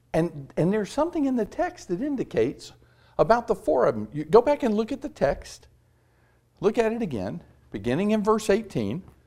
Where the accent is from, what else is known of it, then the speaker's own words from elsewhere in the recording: Tampa, Florida, United States; moved away as an adult; also born or lived in Louisville, Kentucky / Cleveland, Mississippi / Concord, North Carolina; I grew up in Tampa, Florida, and, uh, South Tampa